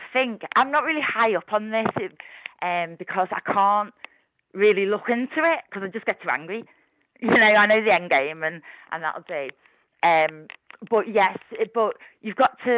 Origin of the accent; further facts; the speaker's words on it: Liverpool, North West England, United Kingdom; now in Ormskirk, United Kingdom; I'm from Liverpool, but I'm in Ormskirk. I live in Ormskirk now, West Lancs.